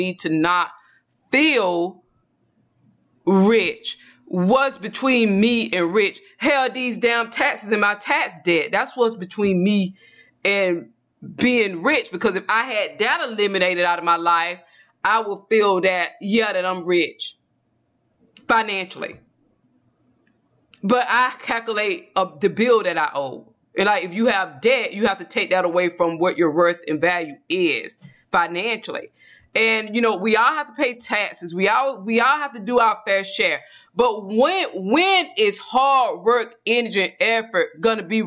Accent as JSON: {"language": "English", "region": "Georgia", "country": "United States", "moved": "yes", "lives_now": "Texas, United States", "said": "I'm originally from Georgia"}